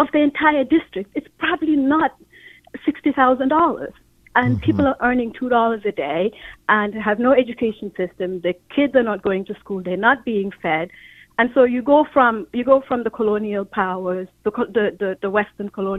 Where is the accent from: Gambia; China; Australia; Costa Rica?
Gambia; moved away as an adult; now in Fairfield, United States; I am originally from Gambia. I've lived here for almost 30 years.